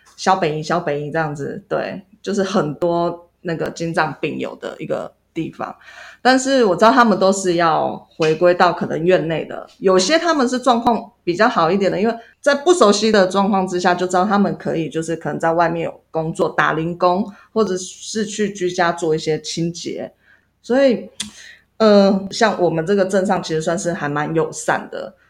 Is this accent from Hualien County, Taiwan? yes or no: yes; Yuli, Hualien County, Taiwan; 因为我就是从小在这里长大的